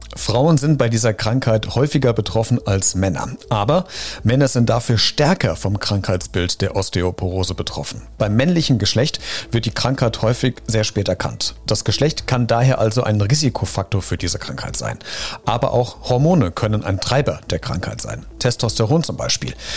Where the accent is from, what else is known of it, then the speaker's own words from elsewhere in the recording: Germany; Bei uns in Deutschland